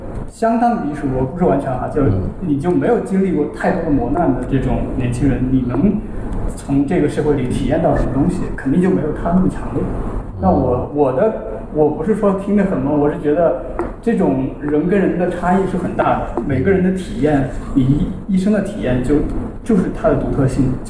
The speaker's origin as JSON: {"language": "Chinese", "region": "Hunan", "country": "China", "said": "我为什么要限制我自己的身份呢？为什么说我是湖南人，我是中国人，我是亚洲人？"}